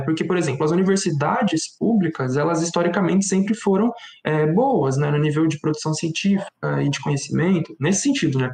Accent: São Paulo, Brazil; now in Guarulhos, Brazil; eu moro atualmente em Guarulhos, na região metropolitana de São Paulo, mas eu nasci e cresci na Brasilândia, que é a zona norte de São Paulo.

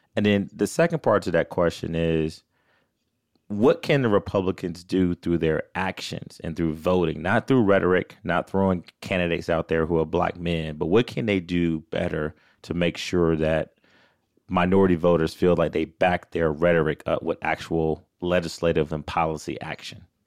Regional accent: Athens, Georgia, United States; growing up in Athens

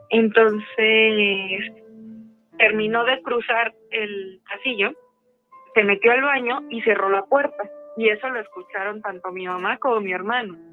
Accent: Mexico City, Mexico; Eh, de la Ciudad de México.

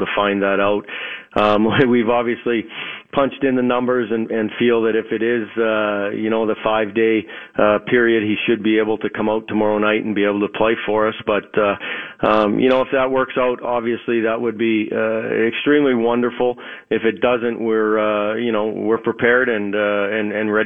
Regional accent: Thompson, Manitoba, Canada; moved away; also born or lived in Flin Flon, Manitoba; when I lived in Thompson, Manitoba, as you know, I was born in Flin Flon, but Thompson is even more north than that. When I was a kid

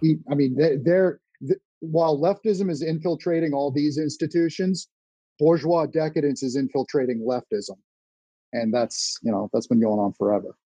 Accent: Massachusetts, United States; I'm from Massachusetts

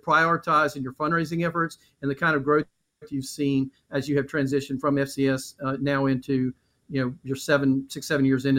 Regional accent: Western North Carolina, United States; growing up in Western North Carolina, obviously held Appalachian State in high regard.

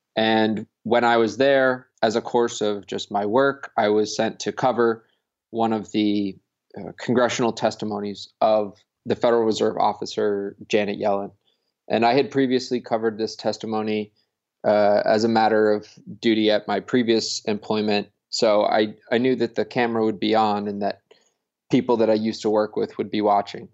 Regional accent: Connecticut, United States; So, I'm from, I'm from Connecticut.

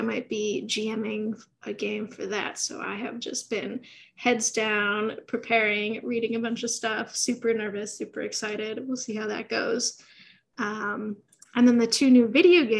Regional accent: Midwest, United States; now in Los Angeles, United States; Growing up in the Midwest

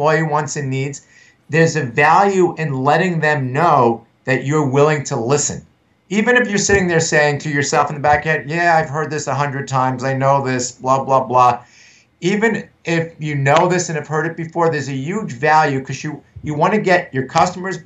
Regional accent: United States; I'm from the New York area. I'm from New York, New Jersey

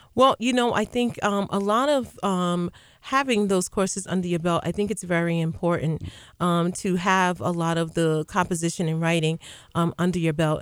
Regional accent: Uniondale, New York, United States; I grew up right here in Unondale, graduate of Unondale High School

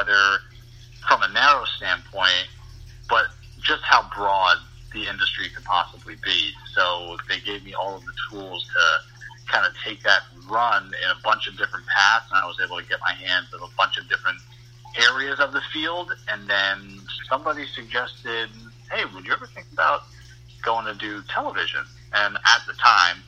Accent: Providence, Rhode Island, United States; moved away as an adult; also born or lived in Great Falls, Montana / Asheville, North Carolina; now in Boston, United States; the vacancy opened up in my hometown, and my first introduction to television, WJR in Providence

